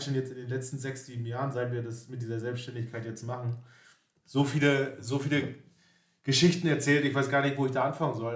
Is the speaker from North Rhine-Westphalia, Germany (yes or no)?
no; Greifswald, Mecklenburg-Vorpommern, Germany; sind zusammen in der schönen Stadt Greifswald aufgewachsen.